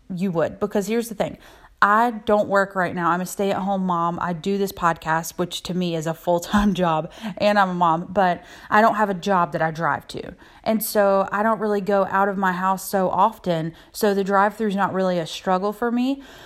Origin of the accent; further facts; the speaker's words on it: South Carolina, United States; I'm from South Carolina